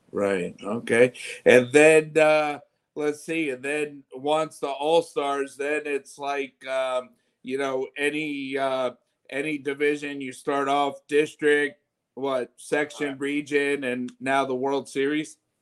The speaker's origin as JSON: {"language": "English", "town": "Chesapeake", "region": "Virginia", "country": "United States", "tie": "born or raised there", "said": "I grew up in Western Branch, but my my wife is a Norfolk native"}